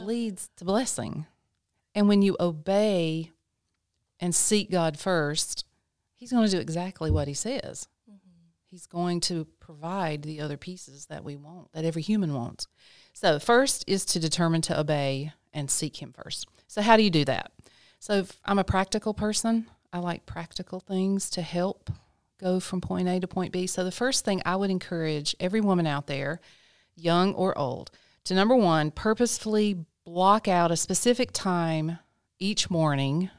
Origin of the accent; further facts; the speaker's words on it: Lexington, North Carolina, United States; I was born and raised in Lexington, North Carolina.